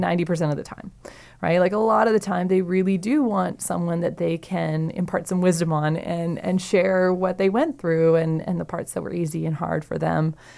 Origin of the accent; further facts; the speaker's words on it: Saskatchewan, Canada; I'm from Saskatchewan